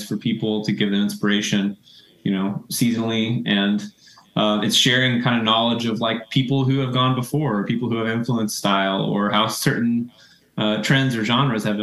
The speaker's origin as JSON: {"language": "English", "region": "Tennessee", "country": "United States", "tie": "born or raised there", "also_born_or_lived": "the South", "moved": "as an adult", "lives_now": "New York City, United States", "said": "I grew up in the South. I'm from Tennessee originally. Mostly grew up in the South"}